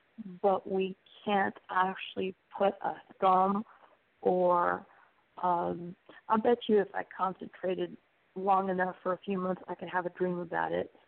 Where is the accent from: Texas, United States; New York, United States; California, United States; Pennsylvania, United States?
Texas, United States; El Paso; I'm from the area. I'm from El Paso that you were talking about.